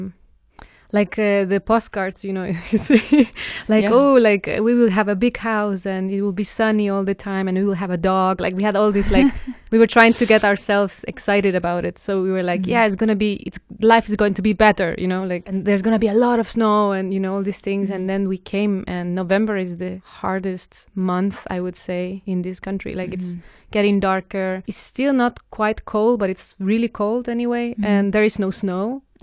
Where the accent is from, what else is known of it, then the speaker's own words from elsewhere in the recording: La Paz, Bolivia; now in Denmark; I come from La Paz